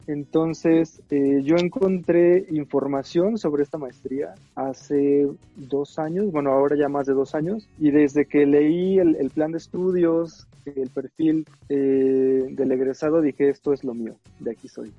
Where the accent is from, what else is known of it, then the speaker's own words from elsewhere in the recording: Xalapa, Veracruz, Mexico; Yo soy de Jalapa, en Veracruz